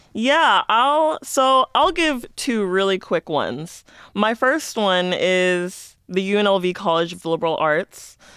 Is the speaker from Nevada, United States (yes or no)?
yes; Las Vegas, Nevada, United States; I'm from Las Vegas